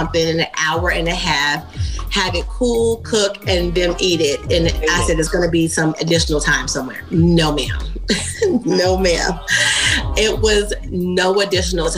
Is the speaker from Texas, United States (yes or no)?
no; Kentucky, United States; I'm from Kentucky